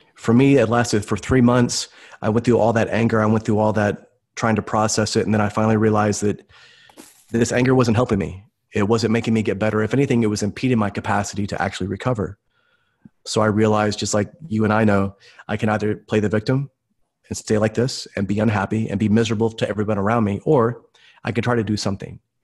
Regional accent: Tulsa, Oklahoma, United States; I'm from Tulsa, Oklahoma, and originally grew up here

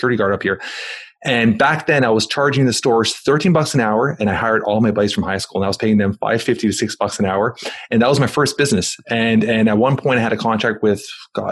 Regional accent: Toronto, Ontario, Canada; I'm from Toronto, Canada

